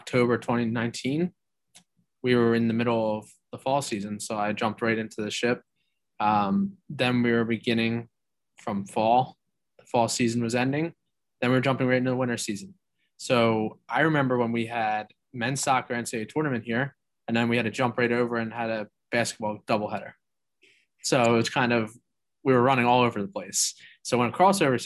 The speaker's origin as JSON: {"language": "English", "area": "Delaware County", "region": "Pennsylvania", "country": "United States", "tie": "born or raised there", "said": "I grew up in Delaware County, so I knew of Swarthmore College just from growing up in the community"}